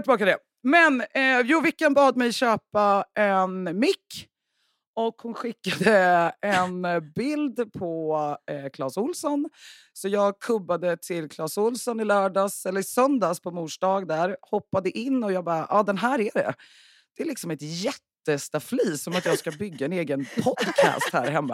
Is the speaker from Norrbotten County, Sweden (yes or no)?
no; Värmland, Sweden; now in Stockholm, Sweden; jag är ju då från Värmland